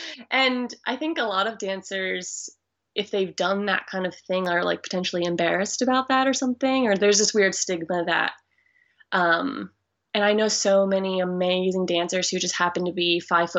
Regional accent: Fort Lauderdale, Florida, United States; moved away as an adult; also born or lived in Orlando / Las Vegas; now in Brisbane, Australia; I'm originally from the Fort Lauderdale, Florida area, so like South Florida. Mm-hmm. I actually live in Australia now

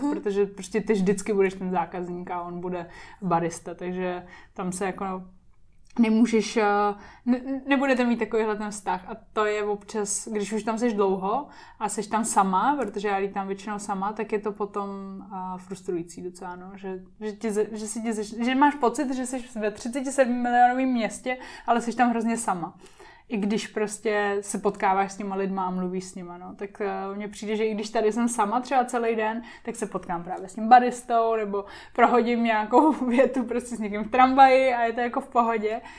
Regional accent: Japan; Czech is a second language; now in Czechia; nevychovaný Japonec a schválně ještě říkám Japonec, protože uh, se chovám jako kluk. Hrozně. Takže uh, já se chovám jako kluk i trochu tady v Čechách, ale tady to není tak jako dramatický, jako když se chovám jako kluk v Japonsku.

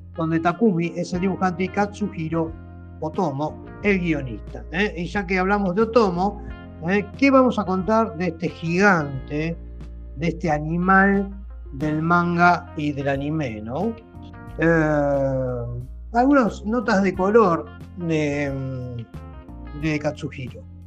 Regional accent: Argentina

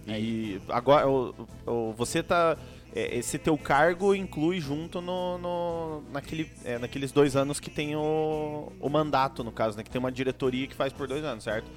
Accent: União da Vitória, Paraná, Brazil; a gente é aqui da região, né, do União da Vitória, Porto União ali

